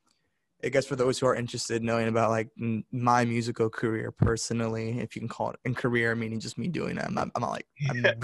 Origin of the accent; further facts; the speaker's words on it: Park Ridge, Illinois, United States; moved away as an adult; I went to high school in actually Illinois